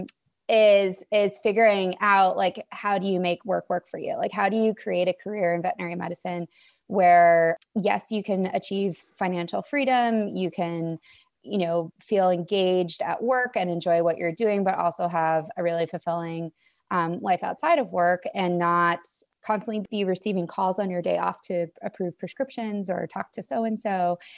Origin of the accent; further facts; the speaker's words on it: Maine, United States; moved away as an adult; also born or lived in Washington; I grew up in Maine